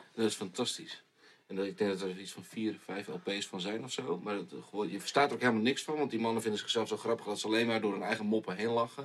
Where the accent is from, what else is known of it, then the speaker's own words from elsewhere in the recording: Groningen, Netherlands; in het dorpje waar ik vandaan kom